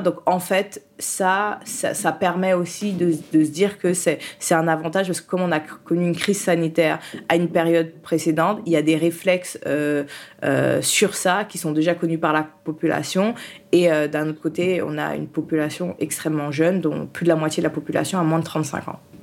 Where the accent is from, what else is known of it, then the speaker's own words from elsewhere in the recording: France; also born or lived in Haiti; je suis née en Haïti et je suis arrivée en France. Euh, mon père était déjà en France et il a fait le regroupement familial. Donc je suis arrivée en France